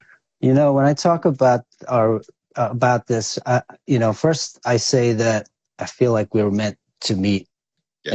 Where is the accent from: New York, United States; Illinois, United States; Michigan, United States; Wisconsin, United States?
New York, United States; New York City; also born or lived in Quezon City, Philippines; I grew up in New York, man. Which, Most of my life since I was five. Uh, mostly in Staten Island, Staten Island, New York